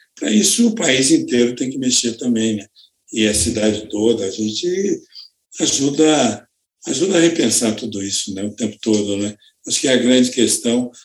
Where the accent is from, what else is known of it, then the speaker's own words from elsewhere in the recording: Campos dos Goytacazes, Rio de Janeiro, Brazil; now in São Paulo, Brazil; eu sou do Rio de Janeiro, sou do estado do Rio de Janeiro e nasci numa cidade próxima do litoral lá da, da, da praia, né? em Campos, no estado do Rio